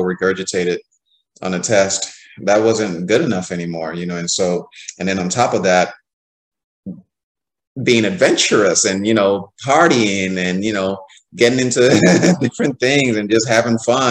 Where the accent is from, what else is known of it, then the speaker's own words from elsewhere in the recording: Nigeria; as a Nigerian